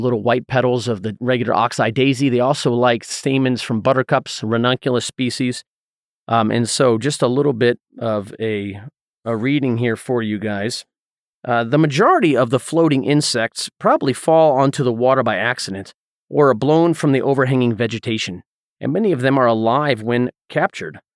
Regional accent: Southeast, United States; growing up in the Southeast

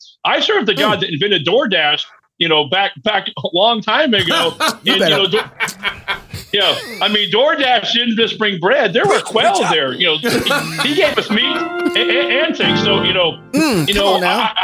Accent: Oklahoma, United States; also born or lived in Texas; I was born in Texas. My parents were born and raised in Texas. I moved here in Oklahoma when I was four

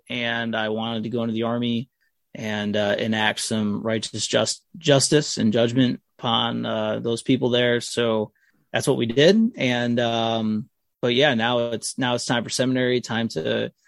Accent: Niagara Falls, New York, United States; I'm from Niagara Falls, New York

